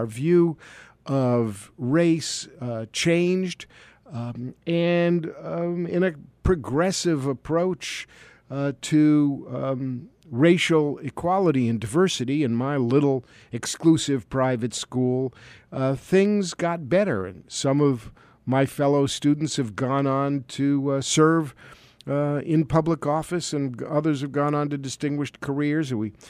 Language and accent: English; New York City, New York, United States; I am a product of white privilege, although I'm Jewish. I was born and brought up in New York City